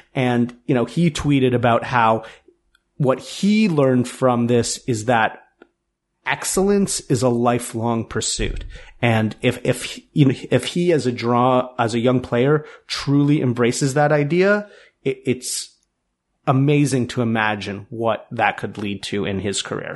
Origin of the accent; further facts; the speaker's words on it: Toronto, Ontario, Canada; growing up in Toronto